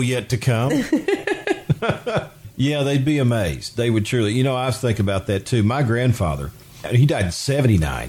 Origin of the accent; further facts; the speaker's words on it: Union Mill, Jessamine County, Kentucky, United States; I grew up in the Union Mill area, and it was Stenett's Grocery.